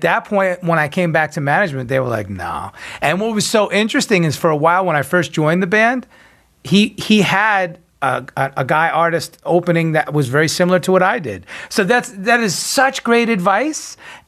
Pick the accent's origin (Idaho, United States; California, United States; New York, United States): New York, United States; also born or lived in Nashville; now in Los Angeles, United States; I moved here from Nashville. I was originally from New York.